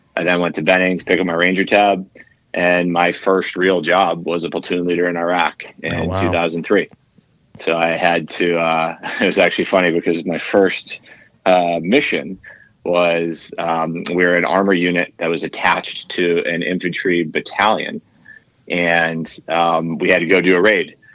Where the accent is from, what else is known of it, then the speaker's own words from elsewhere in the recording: Northeast, United States; I grew up in the Northeast